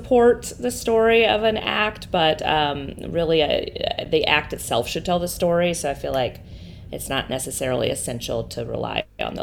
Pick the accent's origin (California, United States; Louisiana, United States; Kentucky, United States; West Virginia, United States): Louisiana, United States; New Orleans; moved away as an adult; also born or lived in Seattle / New York; now in New Orleans, United States; this is my hometown. I'm from here